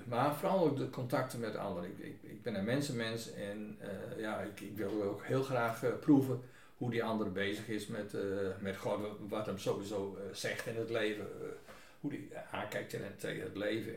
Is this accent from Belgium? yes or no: no; Groningen, Netherlands; now in Buitenpost, Netherlands; Ik ben geen Fries. Geboren in het Groningenland